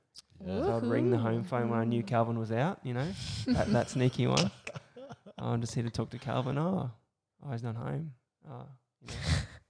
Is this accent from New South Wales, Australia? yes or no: no; Emerald, Queensland, Australia; also born or lived in Mackay; I grew up in Emerald, 18 years in Emerald. Then I moved to Mackay.